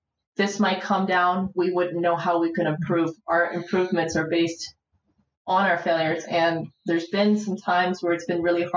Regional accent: Aurora, Ontario, Canada; also born or lived in Warsaw, Poland; now in Toronto, Canada; I grew up in Aurora

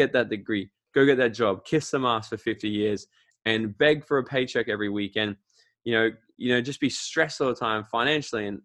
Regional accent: Australia; I'm from Australia

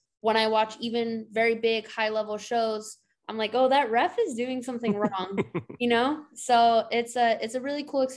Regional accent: United States; moved away as an adult; now in Europe; for me as an American

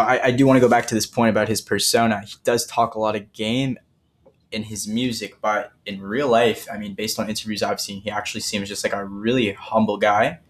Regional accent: Toronto, Ontario, Canada; I'm from Toronto

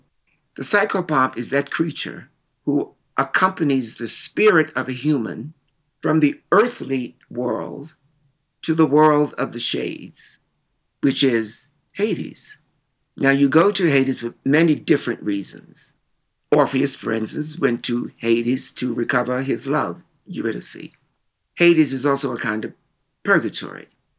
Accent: Chicago, Illinois, United States; now in New York, United States; Because when I came in from Chicago, I was real. But New York wasn't.

